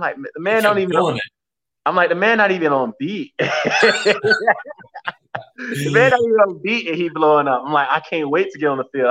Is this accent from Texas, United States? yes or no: no; Hialeah, Florida, United States; I grew up in Hialeah